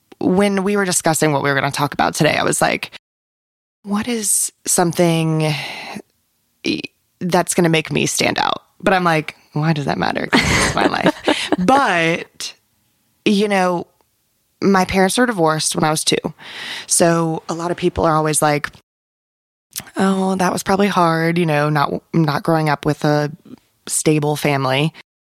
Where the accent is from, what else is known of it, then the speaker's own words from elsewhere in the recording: Knightdale, North Carolina, United States; I grew up in Knightdale